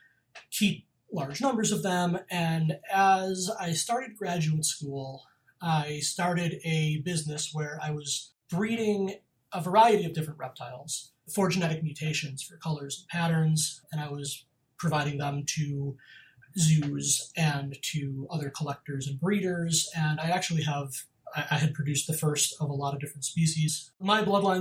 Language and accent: English; Western New York, United States; I grew up in New York, Western New York, on a farm